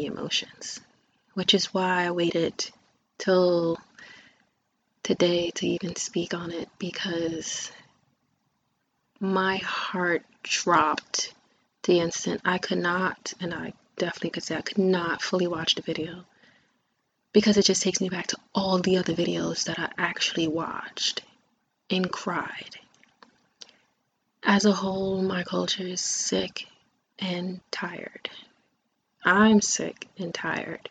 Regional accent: United States; I am African American, but I do identify also with my native heritage for the indigenous people of Turtle Island, also known as this lovely country, America

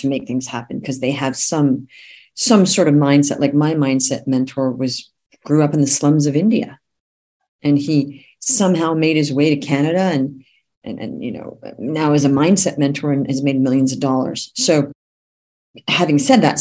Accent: Australia; moved away; also born or lived in California; I'm actually from California, but I grew up in Australia

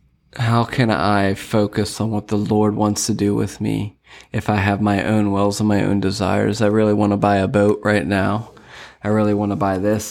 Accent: Lancaster County, Pennsylvania, United States; moved away as an adult; now in Sarasota, United States; I am from Lancaster County, Pennsylvania. And I moved down here and started my own business

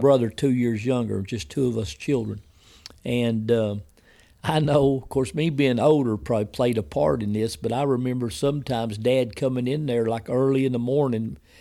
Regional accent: Wilburton, United States; the town that's really my hometown where I went to school, most of my family's Wilberton

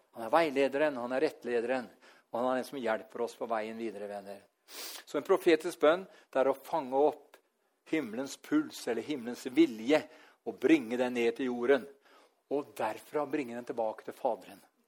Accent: Norway; her hjemme i Norge

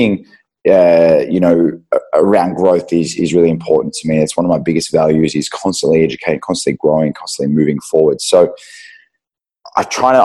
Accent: Euroa, Victoria, Australia; now in Melbourne, Australia; so we're country kids, we grew up in Euroa.

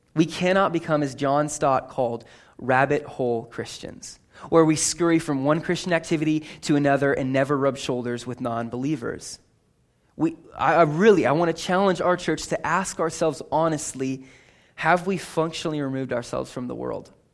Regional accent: California, United States; I grew up in California.

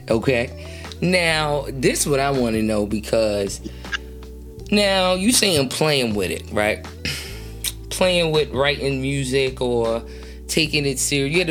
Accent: Detroit, Michigan, United States; I'm from Detroit, the west side of Detroit.

